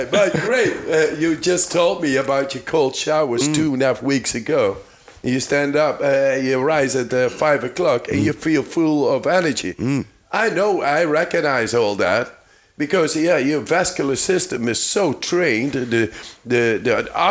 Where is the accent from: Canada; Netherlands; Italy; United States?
Netherlands; I'm from the Netherlands